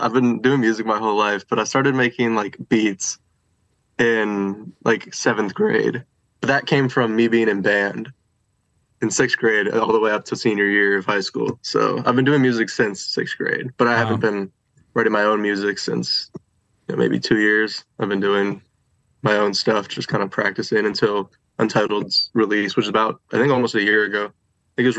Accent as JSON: {"language": "English", "region": "Virginia", "country": "United States", "tie": "born or raised there", "also_born_or_lived": "Midlothian, Virginia", "said": "I'm born and raised in Virginia"}